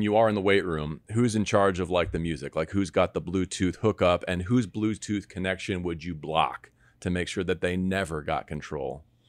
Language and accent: English; Los Angeles, California, United States; From Mississippi. … from Los Angeles.